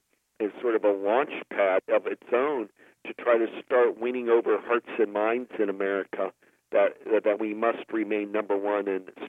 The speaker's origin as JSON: {"language": "English", "region": "Ohio", "country": "United States", "tie": "born or raised there", "said": "Because I grew up in Ohio"}